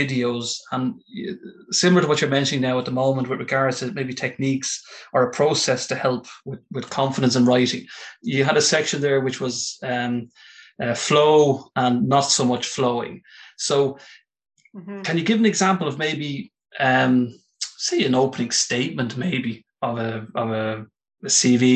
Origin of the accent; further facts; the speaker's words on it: Ireland; as an Irishman